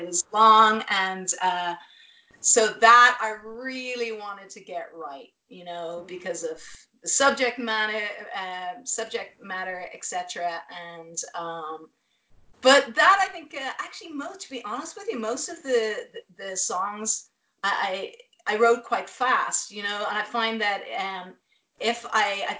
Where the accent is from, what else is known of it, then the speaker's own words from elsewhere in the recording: Ireland; moved away as an adult; also born or lived in Dublin; now in Los Angeles, United States; I'm Irish